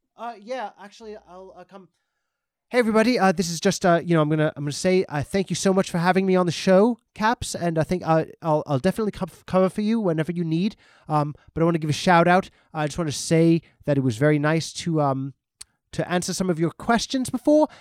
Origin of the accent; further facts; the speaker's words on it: New York, United States; I'm from the East Coast, I'm from New York